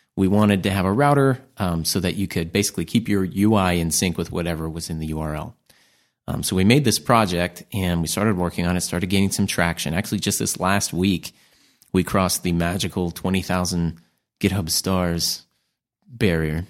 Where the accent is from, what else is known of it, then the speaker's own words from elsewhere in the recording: United States; As American